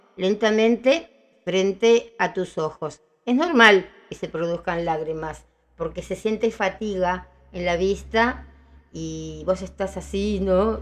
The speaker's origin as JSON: {"language": "Spanish", "town": "Villa Ballester", "region": "Buenos Aires Province", "country": "Argentina", "tie": "born or raised there", "said": "me tuvieron en Ballester, Cuba 136"}